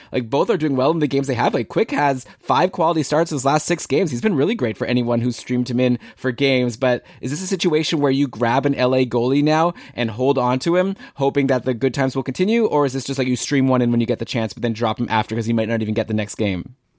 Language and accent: English; Canada; I'm from Canada